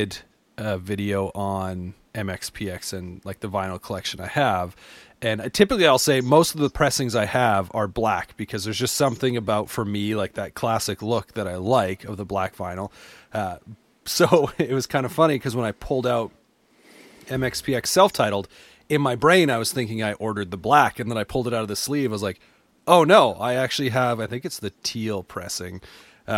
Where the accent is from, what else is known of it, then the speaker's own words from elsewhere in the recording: just outside of Calgary, Alberta, Canada; also born or lived in Lethbridge, Alberta; now in Edmonton, Canada; I've been in Alberta my whole life, so I grew up just outside of Calgary